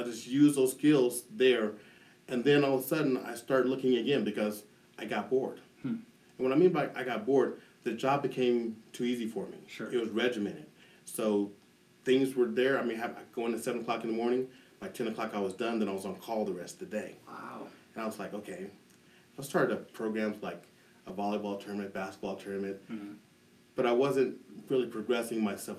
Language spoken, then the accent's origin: English; Denver, Colorado, United States; I'm a native of Denver, Colorado. I grew up in the East Denver Park Hill area.